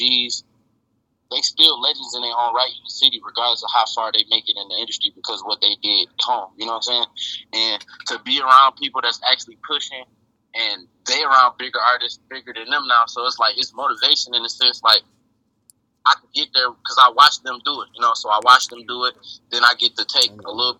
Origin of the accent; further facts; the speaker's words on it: Detroit, Michigan, United States; I'm from Southwest Detroit, to be exact